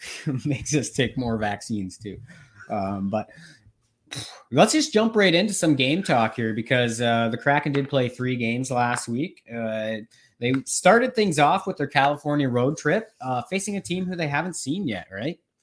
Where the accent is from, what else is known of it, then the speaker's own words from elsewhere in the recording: Norwich, Ontario, Canada; moved away; also born or lived in Rocky Mountains; I am back in my hometown, Norwich, Ontario